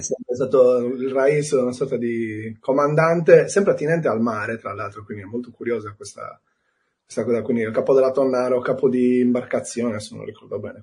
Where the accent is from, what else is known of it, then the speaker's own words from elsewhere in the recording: Cagliari, Sardinia, Italy; Io sono di Cagliari, eh, quindi nato a Cagliari, vissuto a Cagliari e spero di morire a Cagliari